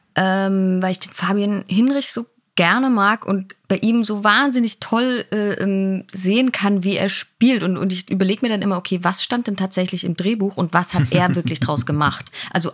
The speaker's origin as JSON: {"language": "German", "town": "Dresden", "region": "Saxony", "country": "Germany", "tie": "born or raised there", "also_born_or_lived": "Leipzig / Karlsruhe", "moved": "as an adult", "said": "in Dresden bin ich aufgewachsen, dann habe da Abi gemacht"}